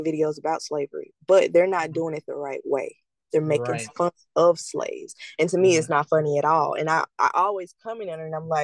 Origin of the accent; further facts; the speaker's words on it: the South, United States; the environment that I lived in growing up in the South